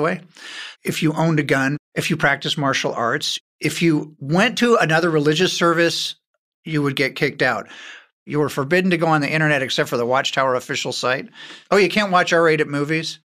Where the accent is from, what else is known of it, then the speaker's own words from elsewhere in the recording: Beverly Hills, California, United States; I was born in Beverly Hills.